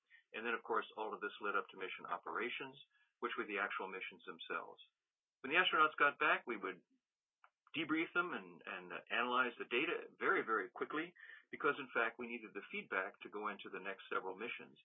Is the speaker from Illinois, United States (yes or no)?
no; Washington, District of Columbia, United States; I grew up in Washington, D.C. I was a young high school student at the time